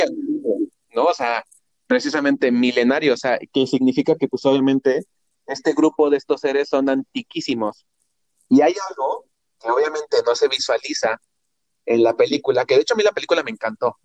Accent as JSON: {"language": "Spanish", "country": "Mexico"}